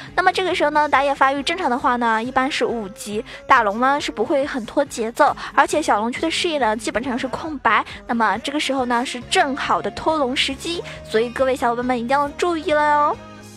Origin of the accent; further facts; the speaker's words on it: Zhejiang, China; 作为一个浙江人